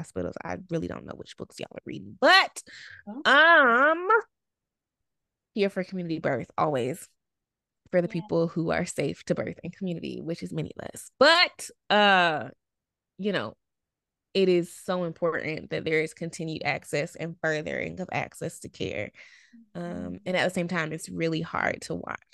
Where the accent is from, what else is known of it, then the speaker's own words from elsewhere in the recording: Alabama, United States; we're from Alabama